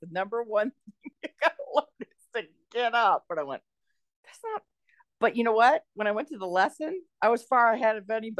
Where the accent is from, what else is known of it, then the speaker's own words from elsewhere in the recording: near Berkeley, California, United States; I was born and raised near Berkeley, California. It's a little town just east of it.